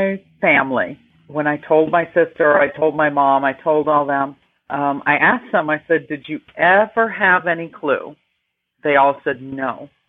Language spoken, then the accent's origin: English; New York, United States; moved away as an adult; also born or lived in Alabama; I am originally from New York.